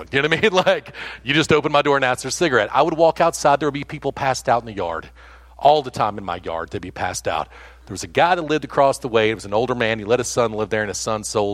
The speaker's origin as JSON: {"language": "English", "town": "Seymour", "region": "Tennessee", "country": "United States", "also_born_or_lived": "Georgia", "said": "I'm from Seymour"}